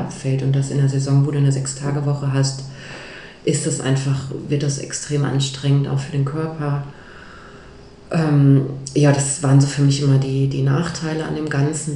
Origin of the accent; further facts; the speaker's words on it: Ruhr area, North Rhine-Westphalia, Germany; moved away; ich komme eigentlich aus dem Ruhrgebiet